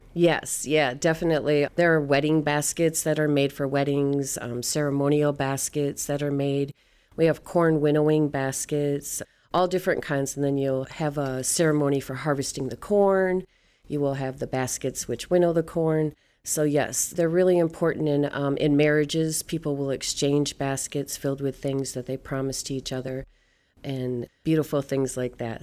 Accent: Michigan, United States; I am Anishinaabe from Michigan

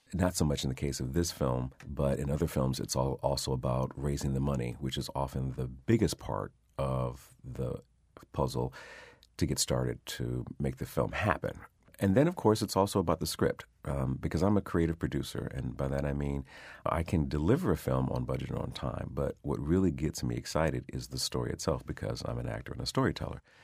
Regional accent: Detroit, Michigan, United States; growing up in Detroit

